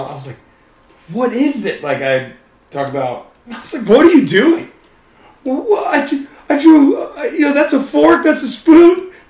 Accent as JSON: {"language": "English", "region": "North Carolina", "country": "United States", "said": "because we're from North Carolina."}